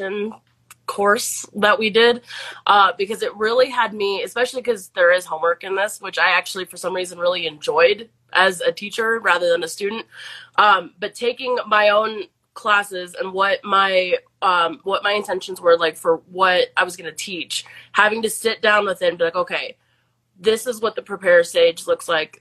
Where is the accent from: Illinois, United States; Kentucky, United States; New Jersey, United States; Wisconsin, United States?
Illinois, United States; Plainfield; moved away as an adult; also born or lived in Idaho / Washington; I am from Plainfield, Illinois.